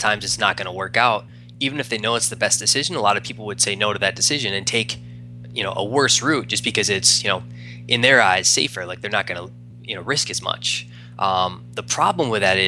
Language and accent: English; East Coast, United States; moved away as an adult; also born or lived in Arizona; I'm from the East Coast, moved out to Arizona to do real estate